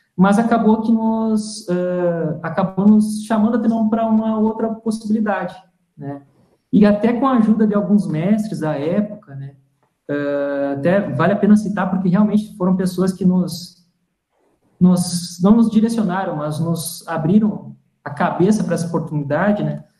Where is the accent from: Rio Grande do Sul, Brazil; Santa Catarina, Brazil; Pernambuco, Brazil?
Rio Grande do Sul, Brazil; Toropi; also born or lived in Santa Maria; sou do Rio Grande do Sul, como o Igor comentou também, sou gaúcho, né, sou de Santa Maria, na verdade Toropi